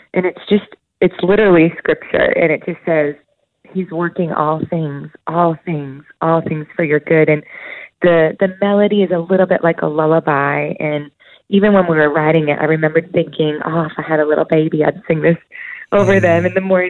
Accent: right outside of Boston, Massachusetts, United States; I was born and raised right outside of Boston, Mass. So I'm a New Englander at heart

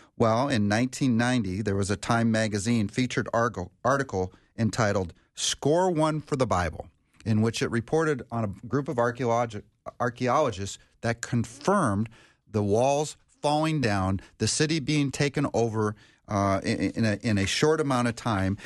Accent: Minnesota, United States; actually in Minnesota here, my home state is Minnesota

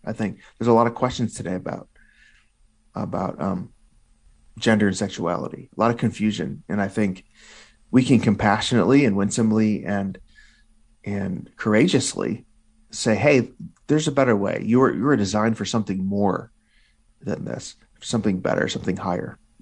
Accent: Illinois, United States; my home state of Illinois

